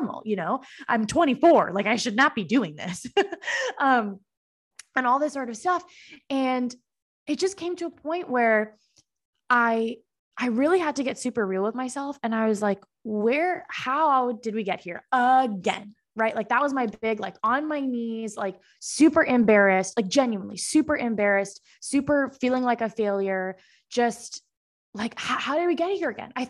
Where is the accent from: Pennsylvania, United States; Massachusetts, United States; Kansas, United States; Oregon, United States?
Massachusetts, United States; Boston; moved away as an adult; now in Austin, United States; I'm from the East Coast. I'm from Boston originally